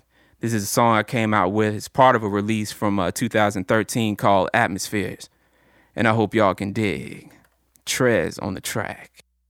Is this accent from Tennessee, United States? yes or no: yes; Chattanooga, Tennessee, United States; I'm Chattanooga, born and raised, 423 all day, scenic city.